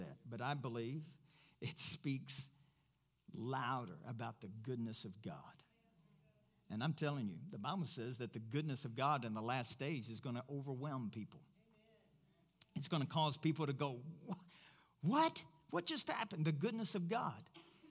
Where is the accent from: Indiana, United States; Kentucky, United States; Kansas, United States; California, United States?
Kentucky, United States; now in Pueblo, United States; I'm from Kentucky.